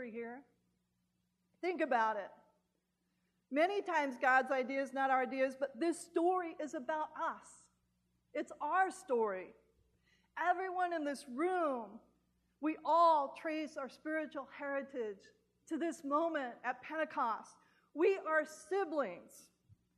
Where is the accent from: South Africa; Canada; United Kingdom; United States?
United States; California; now in Southern United States; a Californian